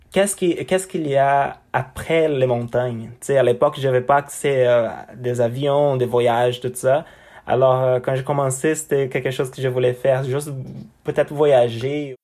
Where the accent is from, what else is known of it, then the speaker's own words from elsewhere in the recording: Brazil; French is a second language; moved away as an adult; now in Canada; chez nous au Brésil